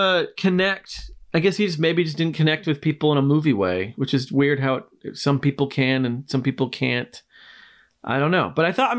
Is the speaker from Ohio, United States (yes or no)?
no; Washington, United States; growing up in Washington where they filmed it.